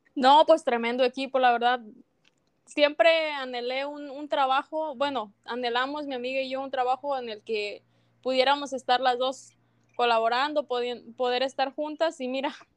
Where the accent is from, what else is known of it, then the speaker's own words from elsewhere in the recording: Tumbiscatío, Michoacán, Mexico; Yo soy de México, de Michoacán